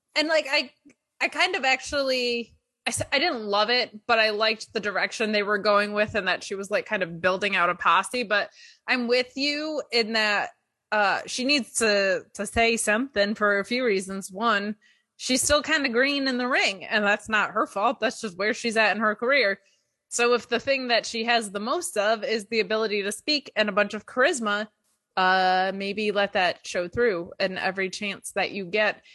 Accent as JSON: {"language": "English", "town": "Binghamton", "region": "New York", "country": "United States", "tie": "born or raised there", "also_born_or_lived": "New Jersey", "moved": "yes", "said": "my hometown of Binghamton"}